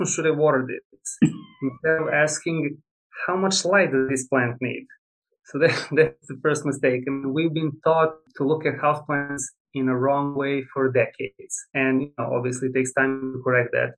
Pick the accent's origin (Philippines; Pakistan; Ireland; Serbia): Serbia; moved away as an adult; now in United States; I'm originally from Serbia, Eastern Europe